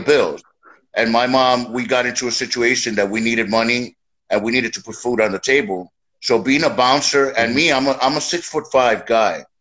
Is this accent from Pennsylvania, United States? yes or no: no; New York City, New York, United States; born and raised in the streets of New York